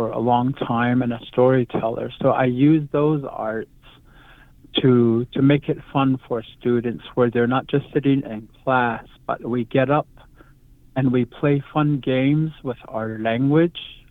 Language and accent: English; Black Rock, Arizona, United States; now in Joseph City, United States; I am from the original place called Black Rock, Arizona